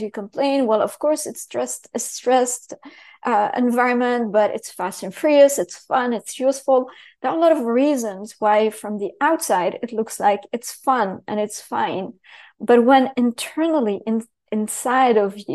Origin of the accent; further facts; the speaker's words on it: Syria; moved away; also born or lived in Paris / London / New York City; I grew up in Syria, so talk about heavy structure where you can't say anything